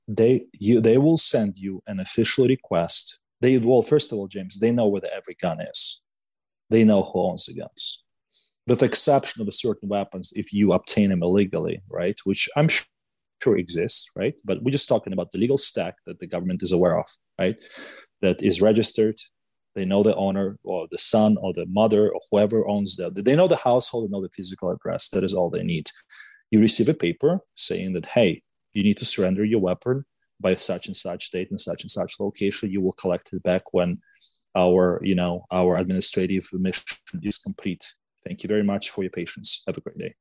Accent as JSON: {"language": "English", "town": "Gomel", "region": "Gomel Region", "country": "Belarus", "tie": "born or raised there", "second_language": "English", "moved": "as an adult", "lives_now": "United States", "said": "I was born and raised in Belarus. So I lived a little bit less than a half of my life in, uh, in a city called uh, Gomel in Belarus"}